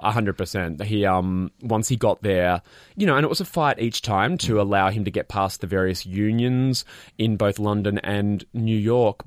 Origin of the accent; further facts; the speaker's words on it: Australia; as an Australian